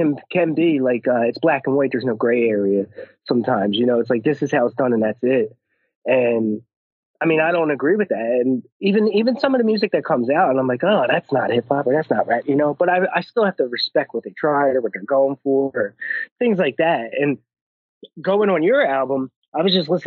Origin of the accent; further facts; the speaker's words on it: Philadelphia, Pennsylvania, United States; we're both from Philly